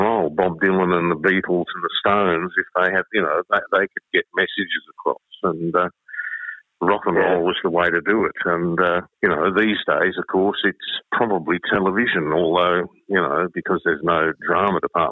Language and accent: English; Croydon, Victoria, Australia; I grew up in Croydon